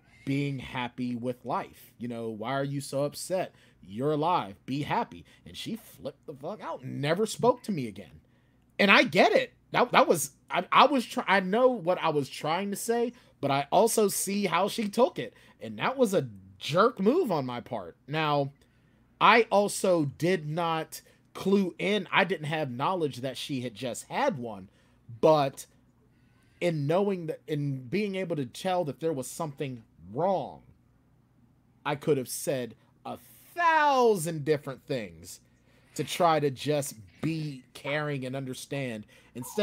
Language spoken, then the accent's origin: English; United States; also born or lived in New Hampshire; I was born as American